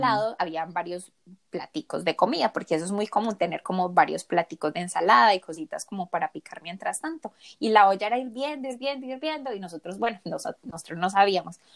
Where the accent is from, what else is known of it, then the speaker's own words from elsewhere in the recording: Colombia; now in United States; yo tampoco soy de acá, yo soy colombiana